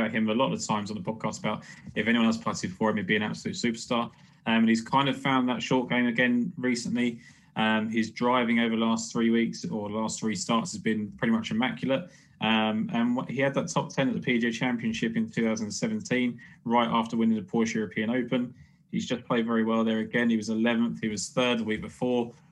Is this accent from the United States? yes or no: no; United Kingdom; me probably being British